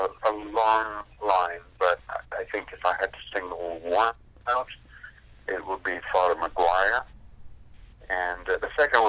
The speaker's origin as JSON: {"language": "English", "country": "India", "moved": "as an adult", "lives_now": "United States", "said": "I left India to come to America"}